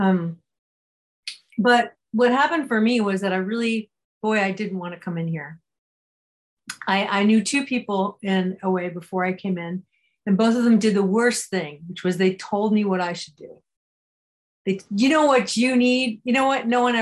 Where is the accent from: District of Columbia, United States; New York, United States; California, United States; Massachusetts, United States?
California, United States; I grew up in California